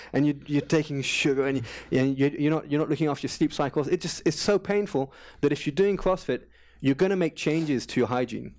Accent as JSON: {"language": "English", "region": "London", "country": "United Kingdom", "first_language": "English", "moved": "as an adult", "lives_now": "Paris, France", "said": "I come from London. I, I moved to, to Paris in two thousand and one"}